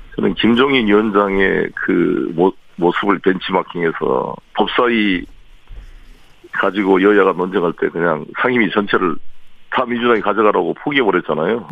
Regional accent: Seoul, South Korea; 서울 토박이고

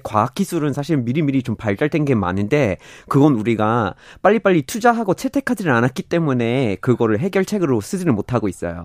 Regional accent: Vermont, United States; Korean is a second language; now in South Korea; 미국에서 처음으로 재생에너지로만 돌아가고 있는 도시가 우리 고향에 있거든요. 버몬트에 있고

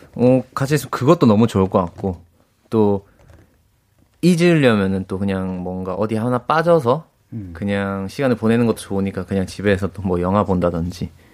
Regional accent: Busan, South Korea; 말도 제가 부산 사람인데 네. 약간 살짝 거친 느낌도 있어서

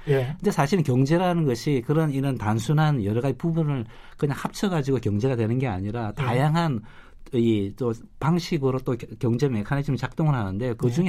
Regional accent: South Korea; 저는 한국 사람이지만

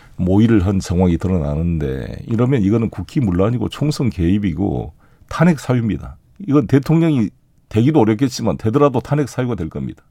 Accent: South Jeolla, South Korea; 제 고향인 전남

